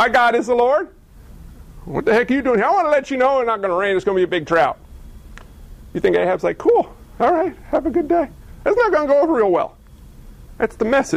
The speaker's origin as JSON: {"language": "English", "town": "Scarsdale", "region": "New York", "country": "United States", "tie": "born or raised there", "said": "I grew up in Scarsdale, New York."}